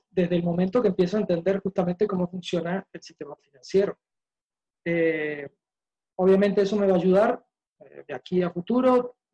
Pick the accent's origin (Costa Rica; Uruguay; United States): Uruguay; now in Maracay, Venezuela; Eh, soy uruguayo, pero ya hace casi 15 años que vivo acá en Venezuela